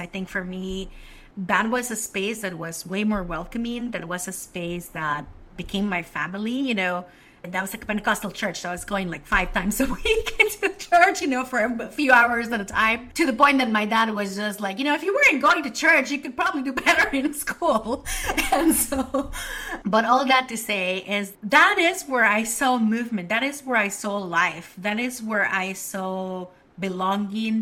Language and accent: English; Mexico City, Mexico; now in Washington, D.C., United States; I was born in the land of the Mexica, Tenochtitlan, Mexico City. Grew up there